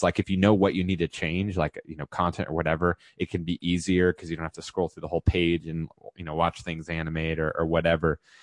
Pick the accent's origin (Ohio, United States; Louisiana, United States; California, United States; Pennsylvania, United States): California, United States; moved away as an adult; also born or lived in Texas; I was previously in Texas and just made it back to California where I'm from